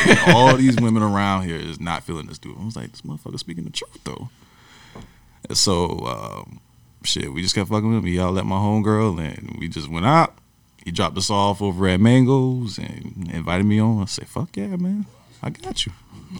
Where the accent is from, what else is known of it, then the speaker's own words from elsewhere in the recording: Sumter, South Carolina, United States; now in Orlando, United States; I'm from Sumter, South Carolina, living in Orlando right now as we speak.